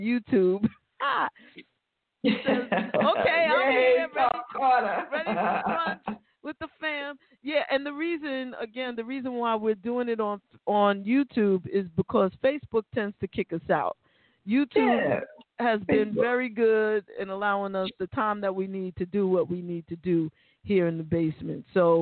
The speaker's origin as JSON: {"language": "English", "town": "New York City", "region": "New York", "country": "United States", "said": "we're from the Bronx"}